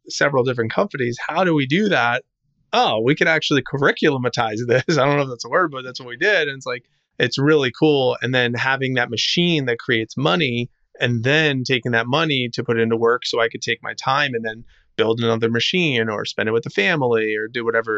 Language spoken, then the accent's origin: English; New Jersey, United States; now in Tampa, United States; I grew up in New Jersey, live in Tampa, Florida right now